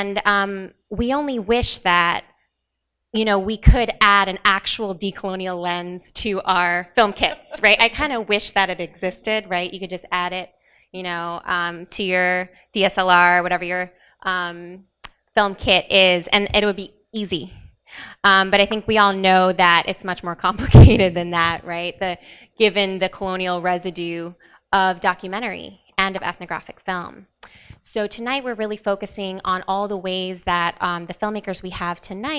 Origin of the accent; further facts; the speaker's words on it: West Texas, United States; I grew up in West Texas